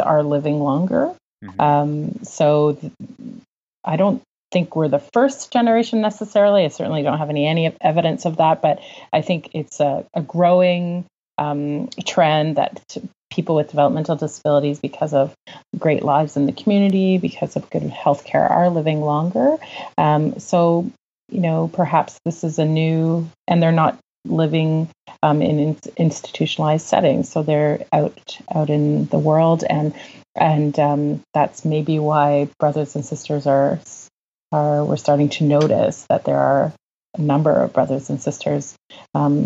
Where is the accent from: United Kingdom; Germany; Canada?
Canada; Ottawa, Ontario; moved away as an adult; also born or lived in Toronto; I moved from Toronto back to my hometown of Ottawa